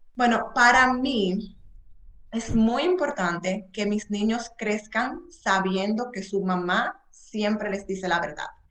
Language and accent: Spanish; Dominican Republic; moved away as an adult; now in Utah, United States; yo soy de la República Dominicana, tengo ocho años en los Estados Unidos, vivo en Utah